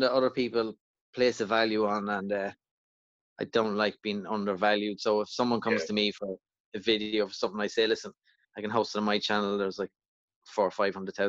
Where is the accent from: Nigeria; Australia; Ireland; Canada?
Ireland; County Louth, Leinster; moved away; I'm from Loud Village in County Loud originally